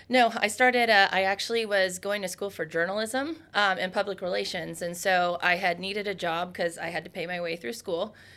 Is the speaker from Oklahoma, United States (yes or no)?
no; Ohio, United States; That is my home state